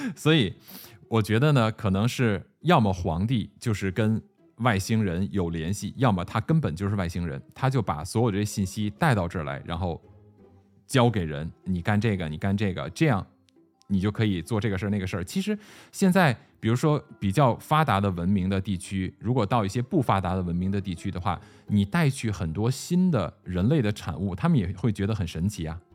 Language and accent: Chinese; China; 我们中国人提到的这种上古传说呀